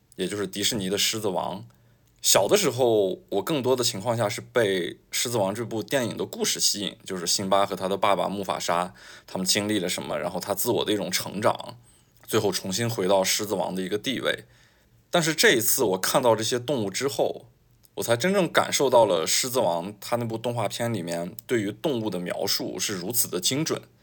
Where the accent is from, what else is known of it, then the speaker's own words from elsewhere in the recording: China; 我是一个中国人的身份